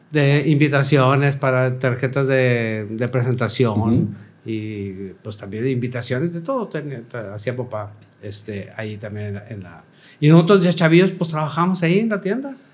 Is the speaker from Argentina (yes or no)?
no; Monterrey, Nuevo León, Mexico; y pues ahí nacimos en Monterrey, yo aquí en Monterrey la Conchita, y luego nos fuimos a vivir a un lugar